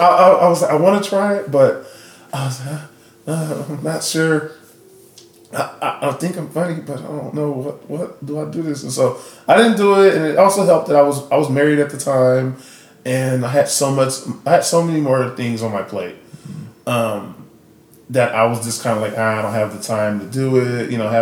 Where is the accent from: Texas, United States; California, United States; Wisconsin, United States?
Texas, United States; Austin; I'm from Austin, and so I live here